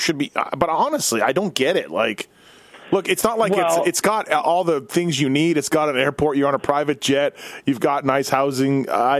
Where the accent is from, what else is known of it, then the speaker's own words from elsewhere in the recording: Winnipeg, Manitoba, Canada; also born or lived in Southern California; now in Las Vegas, United States; I'm from Winnipeg, but I live in Vegas